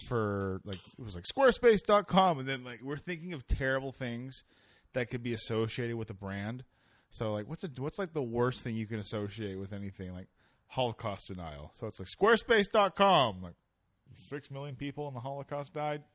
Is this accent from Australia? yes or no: no; Canada; I'm Canadian